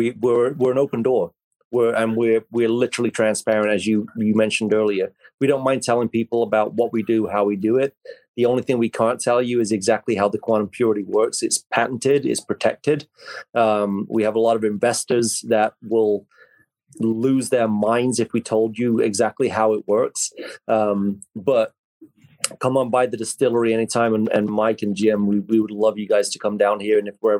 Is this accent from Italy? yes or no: no; England, United Kingdom; now in United States; He grew up in Troy, Alabama. I grew up in England, thousands of miles away, but we're basically the same person.